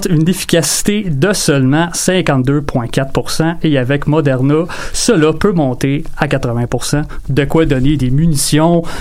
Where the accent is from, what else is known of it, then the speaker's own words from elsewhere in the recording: France; accent: French; pardonnez euh, mon accent français, suis